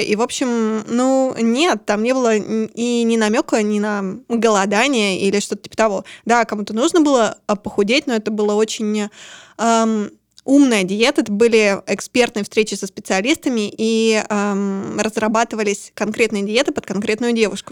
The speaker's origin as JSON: {"language": "Russian", "region": "Urals", "country": "Russia", "said": "вообще-то я с Урала"}